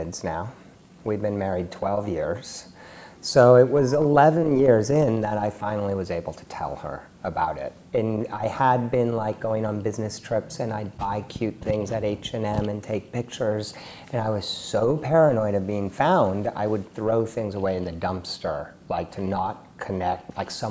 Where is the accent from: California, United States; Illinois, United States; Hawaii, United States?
California, United States; Palo Alto; also born or lived in Mexico City, Mexico; I grew up in Palo Alto in the Silicon Valley